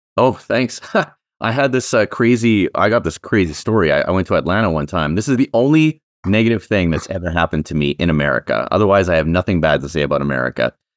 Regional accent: Canada; I'm actually a Canadian

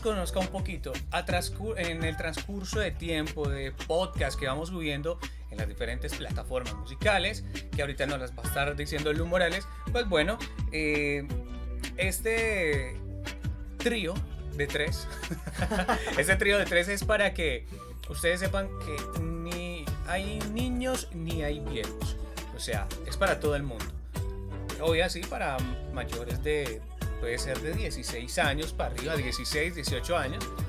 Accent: Manizales, Caldas, Colombia; accent: paisa; moved away as an adult; now in Cali, Colombia; soy de Manizales, llevo aproximadamente 10 años acá en la hermosa sucursal del cielo aquí en el Valle del Cauca en Cali

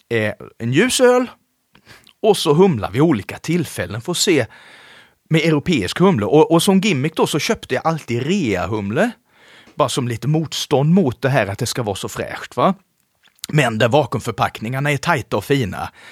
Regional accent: Småland, Sweden; eftersom jag är uppväxt i Småland så tänkte jag, fan vad dyrt.

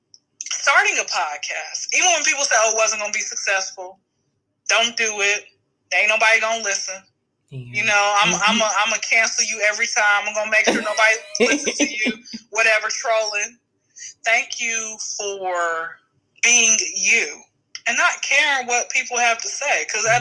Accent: Wyoming, United States; I'm from Wyoming. Stay there.

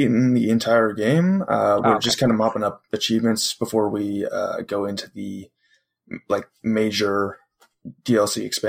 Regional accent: Ontario, Canada; I'm from Canada. I'm from Ontario, Canada.

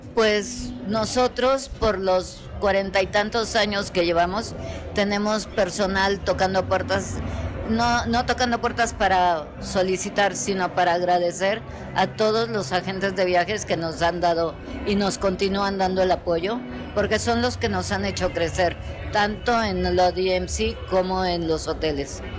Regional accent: Mexico; aquí todos somos mexicanos

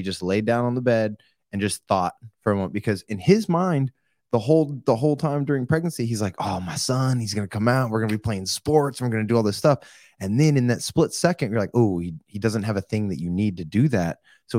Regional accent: Oklahoma, United States; Growing up in Oklahoma and Hunter, you know how this is, being in like small towns. We got in a lot of fights.

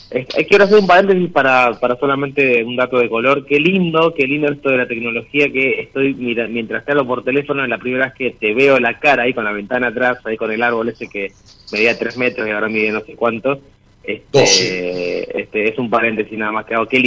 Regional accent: Lanús, Buenos Aires Province, Argentina; Soy de Lanús, estoy de Lanús, eh, con mi hermana esposa que ahora está durmiendo.

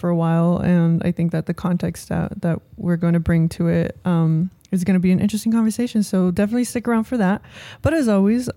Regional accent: San Jose, California, United States; moved away as an adult; now in Los Angeles, United States; where I grew up in San Jose

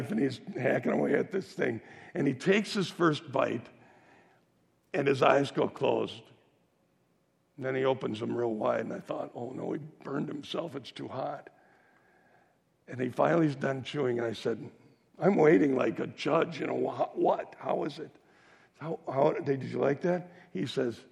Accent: Waukesha, Wisconsin, United States; a little dive diner in my hometown called Jimmy's Grotto

